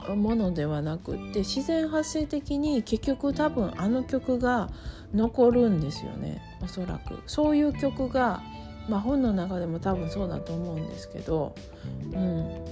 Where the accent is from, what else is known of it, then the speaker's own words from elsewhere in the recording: Osaka, Japan; now in United States; 大阪が私のあの出身地でふるさとなんですけど